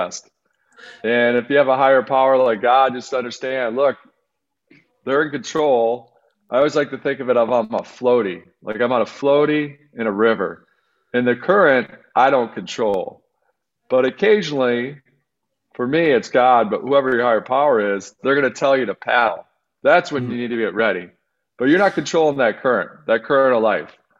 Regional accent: outside of Detroit, Michigan, United States; I grew up outside of Detroit

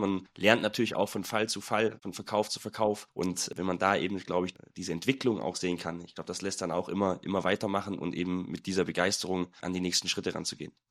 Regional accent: Nagold, Baden-Württemberg, Germany; now in Munich, Germany; Heimatstadt, ich komme aus Nagold, ist im Schwarzwald, eine kleine Stadt, 23.000 Einwohner

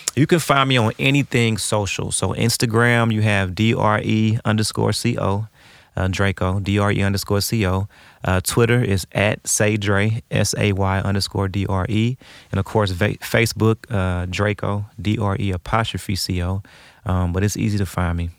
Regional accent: St. Louis, Missouri, United States; I grew up on Shenandoah

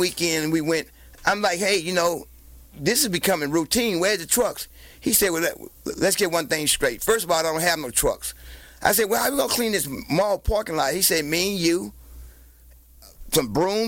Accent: Bogalusa, Louisiana, United States; moved away as an adult; also born or lived in Los Angeles, California; I actually was born and raised in Bogalusa, Bogalusa, Louisiana

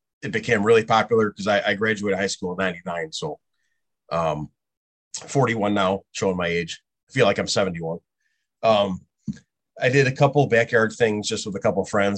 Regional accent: Lombard, Illinois, United States; I grew up in Lombard

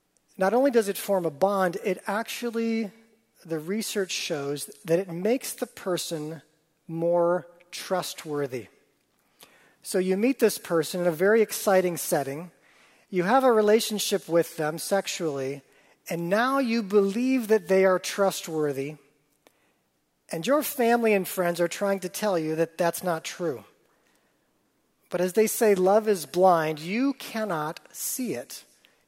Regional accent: Wisconsin, United States; I grew up in Wisconsin

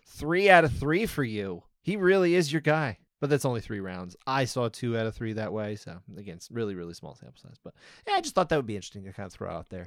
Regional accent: United States; I am obviously an American

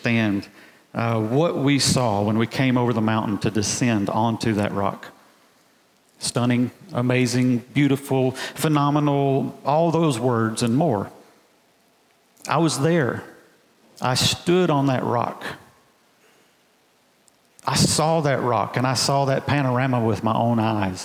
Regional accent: Alabama, United States; I'm a boy from Alabama, just a country boy. And we don't really have mountains in Alabama

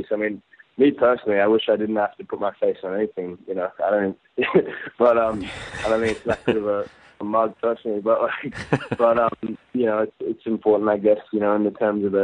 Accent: Gold Coast, Queensland, Australia; my childhood and my experience and my years spent there growing up there

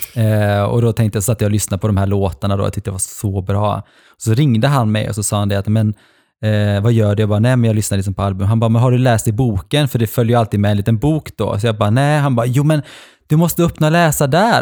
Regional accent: Norway; moved away; pappa i Norge bor ju kvar i mitt Alltså där jag växte upp när jag var liten

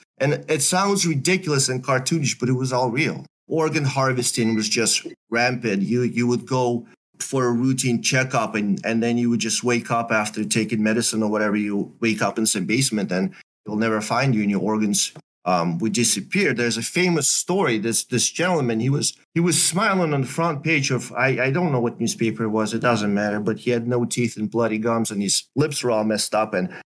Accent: Belarus; English is a second language; So I'm growing up in Belarus. I'm partly my mother's side is in Belarus.

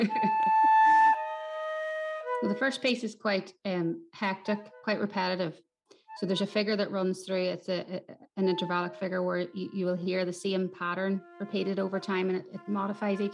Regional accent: Newry, Northern Ireland, United Kingdom; I am a composer from Newry in County Down

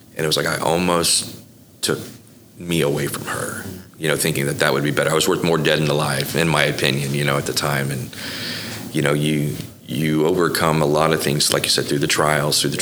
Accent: Bethany, Oklahoma, United States; also born or lived in Florida; I, I, really grew up in Bethany uh, through the, the, formative years.

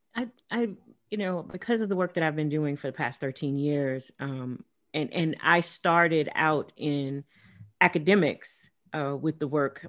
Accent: Los Angeles, California, United States; moved away as an adult; also born or lived in rural South; grew up in South Central

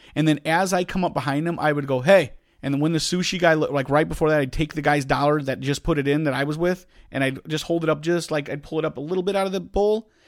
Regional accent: Chicago, Illinois, United States; accent: Chicago; I think I have a bigger one than you

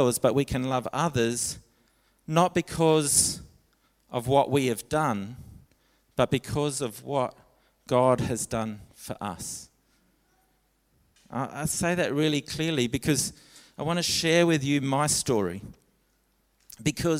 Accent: Alice Springs, Northern Territory, Australia; I grew up in Alice Springs

